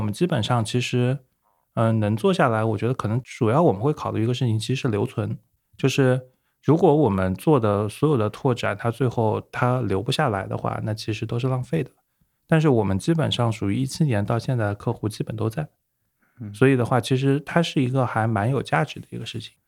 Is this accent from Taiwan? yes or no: no; Hangzhou, Zhejiang, China; also born or lived in United Kingdom; 对，对，对，杭州本地，土生土长，然后OK。加起来可能人生中的三十多年，大概只有两年不在杭州